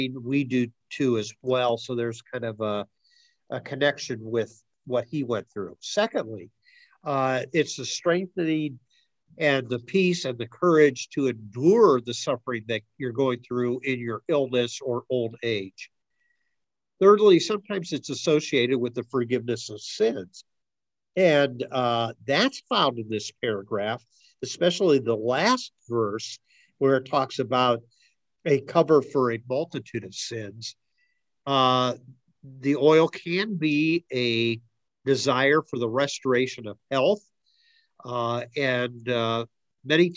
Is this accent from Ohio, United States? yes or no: yes; Akron, Ohio, United States; growing up in Akron, North Hill, which was a heavy Italian community at the time I was growing up